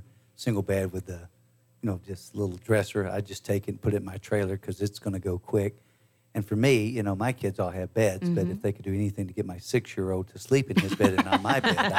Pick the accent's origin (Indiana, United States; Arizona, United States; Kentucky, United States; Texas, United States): Texas, United States; Aldine; also born or lived in East Houston, Texas / Klein, Texas; now in Conroe, United States; I was born in East Houston, then raised in Aldine, then mm-hmm. graduated high school in Klein